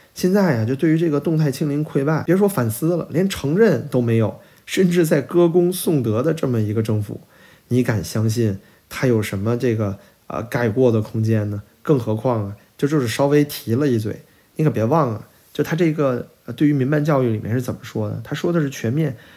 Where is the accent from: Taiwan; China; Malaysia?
China; 我也是中国人，对吧？也在中国生活